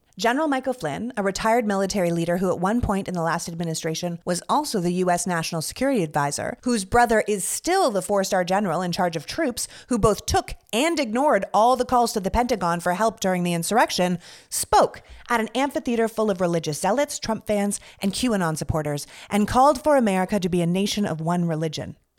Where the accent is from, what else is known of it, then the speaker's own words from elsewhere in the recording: Toronto, Ontario, Canada; moved away as an adult; also born or lived in Montreal / New York; now in United States; I was born and raised in Canada. I'm from Toronto